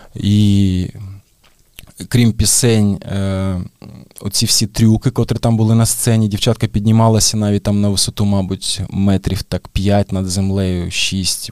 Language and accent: Ukrainian; Mariupol, Donetsk Oblast, Ukraine; moved away as an adult; Я Маріуполець і я народився там, як і мої батьки.